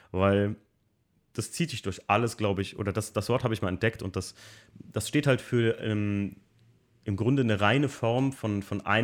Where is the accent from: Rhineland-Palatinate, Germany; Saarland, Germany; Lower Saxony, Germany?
Rhineland-Palatinate, Germany; Alken; Weil ähm, bei uns in Alken, wo ich aufgewachsen bin, da sind früher Bergrennen gefahren worden.